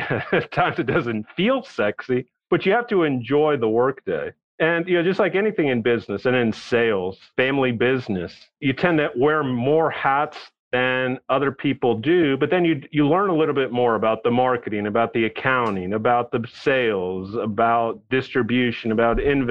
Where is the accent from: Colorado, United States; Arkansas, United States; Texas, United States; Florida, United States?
Texas, United States; also born or lived in New York City / Bolivia (ancestry); born in New York City, but I was raised in Texas